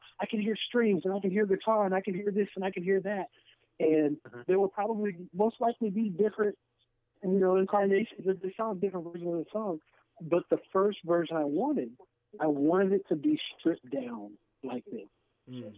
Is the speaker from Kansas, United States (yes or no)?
yes; Kansas, United States; moved away as an adult; now in St. Louis, United States; I'm actually originally from Kansas.